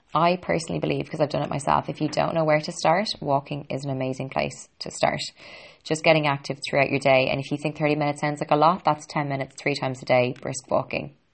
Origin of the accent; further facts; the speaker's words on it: Ireland; I'm an Irish girl